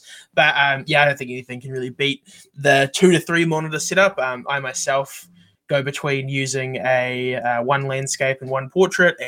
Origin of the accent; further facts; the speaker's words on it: New Zealand; I'm also a developer from New Zealand